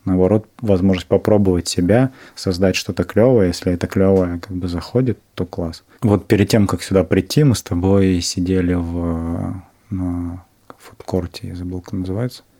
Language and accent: Russian; Novosibirsk, Novosibirsk Oblast, Russia; я из Новосибирска